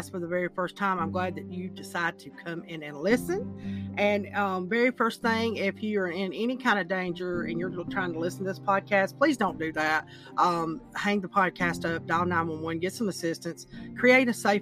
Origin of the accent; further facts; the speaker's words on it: Alabama, United States; I'm from Alabama